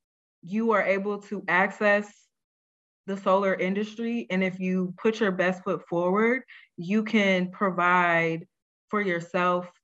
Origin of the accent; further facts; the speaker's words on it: St. Louis, Missouri, United States; I grew up in St. Louis as a latchkey kid